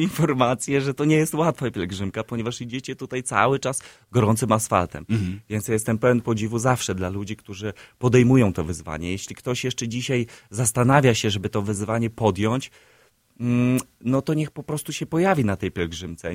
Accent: Siedlce, Masovian Voivodeship, Poland; now in Warsaw, Poland; spod mojego rodzinnego miasta, z, spod Siedlec

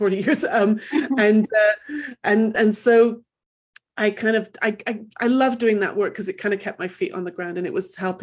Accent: England, United Kingdom; also born or lived in Manchester; I grew up in England

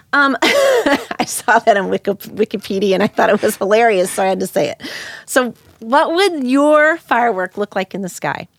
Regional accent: Hillsboro, United States; I'm from Hillsboro

